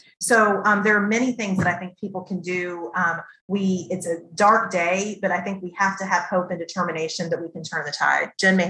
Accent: Waco, Texas, United States; moved away; as a person that grew up in Waco, Texas, and went to college in Waco, Texas

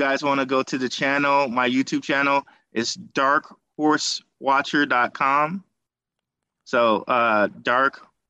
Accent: Detroit, Michigan, United States; I'm from Detroit.

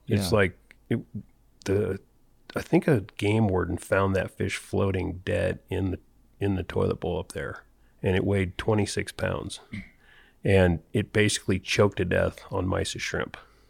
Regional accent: Illinois, United States; now in Colorado, United States; So I moved to Colorado in 1983 from Illinois with $800 in my pocket.

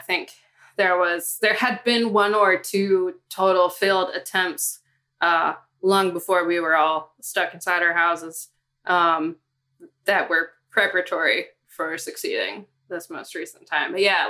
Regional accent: Ohio, United States; moved away as an adult; also born or lived in Cincinnati; now in Boston, United States; I'm from the Midwest. I'm from Ohio and I came out to Boston. I worked an internship here and it was the first big city.

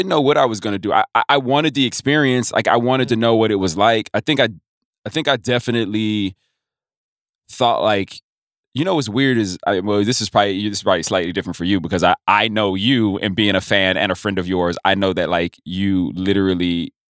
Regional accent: South Carolina, United States; born there; also born or lived in Texas; I was born in South Carolina. My dad was in the Air Force, so we moved around a ton.

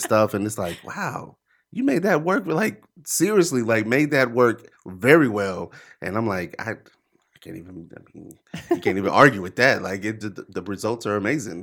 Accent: Charlotte, North Carolina, United States; I'm from Charlotte. I'm from here

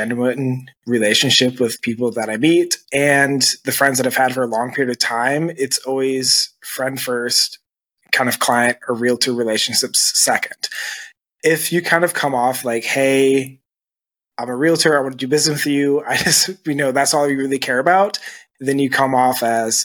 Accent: Lansing, Michigan, United States; moved away as an adult; also born or lived in Denver, Colorado; now in Grand Rapids, United States; I'm originally from Lansing, Michigan.

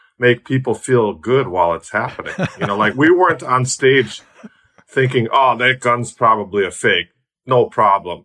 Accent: Milwaukee, Wisconsin, United States; now in Tasmania, Australia; I'm Milwaukee born and bred. Milwaukee all the way.

